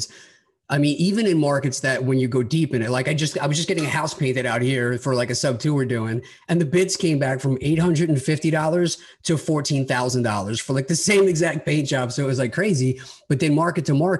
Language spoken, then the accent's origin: English; Long Island, New York, United States; I grew up on Long Island